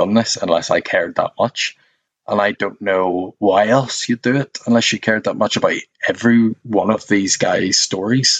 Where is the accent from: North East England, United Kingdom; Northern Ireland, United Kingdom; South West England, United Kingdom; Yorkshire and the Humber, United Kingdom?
Northern Ireland, United Kingdom; now in London, United Kingdom; being Northern Irish is, whether you like it or not, you're born into this club